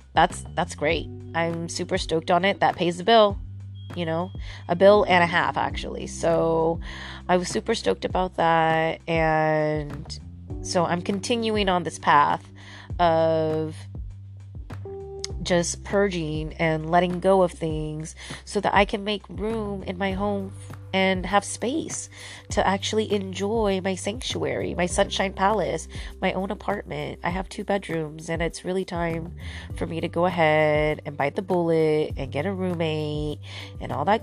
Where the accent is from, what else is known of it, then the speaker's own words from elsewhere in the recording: Santa Cruz, California, United States; Santa Cruz, which is my hometown.